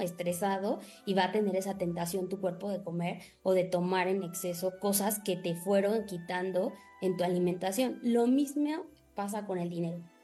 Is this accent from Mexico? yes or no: yes; Mexico; los mexicanos primero gastamos y al último si nos sobra ahorramos